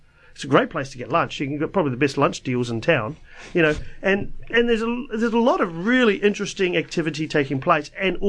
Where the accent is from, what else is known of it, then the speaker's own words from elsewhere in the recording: Wellington, New Zealand; moved away as an adult; now in Dunedin, New Zealand; I was born in Wellington.